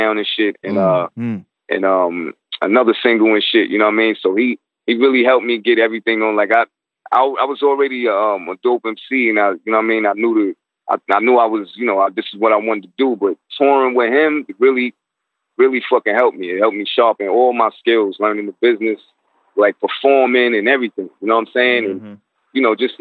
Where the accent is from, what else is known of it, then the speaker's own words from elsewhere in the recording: New York City, New York, United States; I'm from Crown Heights, man, like from the fucking slums